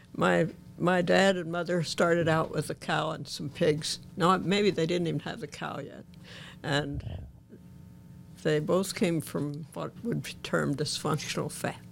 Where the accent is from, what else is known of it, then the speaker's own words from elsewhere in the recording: Ina, Illinois, United States; I grew up on a farm east of Ina, which is about halfway between Benton and Mount Vernon.